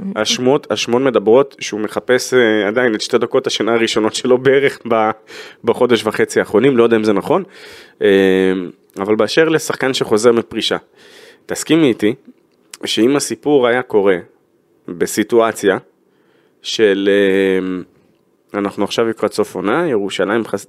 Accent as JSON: {"language": "Hebrew", "country": "Israel", "said": "אנחנו כישראלים"}